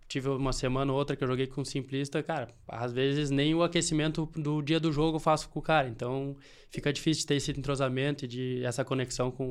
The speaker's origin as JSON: {"language": "Portuguese", "town": "Porto Alegre", "region": "Rio Grande do Sul", "country": "Brazil", "said": "Você é de onde? Sou de Porto Alegre. Porto Alegre. Porto Alegre."}